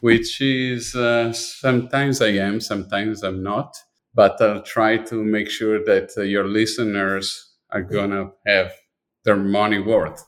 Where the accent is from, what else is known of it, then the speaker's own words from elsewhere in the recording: Milan, Lombardy, Italy; moved away; I was born in Milan, and I was definitely dipped my body, my, my life, everything was really dipped in design